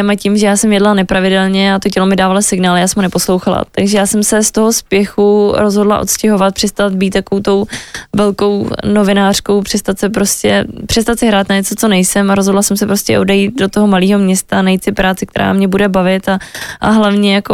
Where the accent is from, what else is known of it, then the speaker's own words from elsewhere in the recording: Moravia, Czechia; já jsem holka z malého města z Moravy, která miluje slivovici, utopence a tlačenku, tak jsem se vrátila k tomu domů